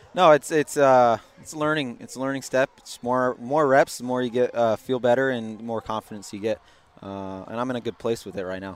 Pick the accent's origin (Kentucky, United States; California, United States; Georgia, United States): California, United States; San Diego; I'm from San Diego